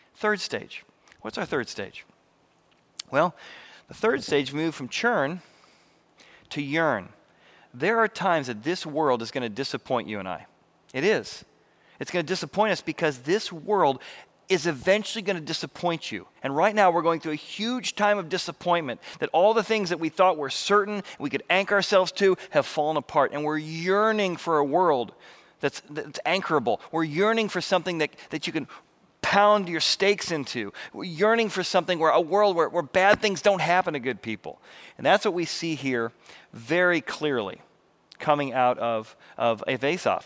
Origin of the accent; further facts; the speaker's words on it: Illinois River, United States; growing up in the Illinois River, I just learned how to water ski